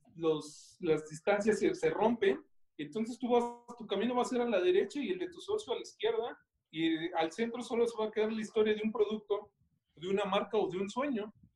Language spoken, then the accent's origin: Spanish; Mexico; no solamente como mexicanos